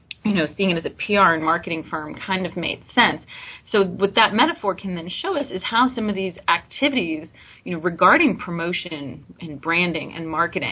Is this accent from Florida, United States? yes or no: yes; Coral Springs, Florida, United States; moved away as an adult; also born or lived in Brownsville, Texas; now in Starkville, United States; I was working for the local government back home where I grew up, Coral Springs, Florida.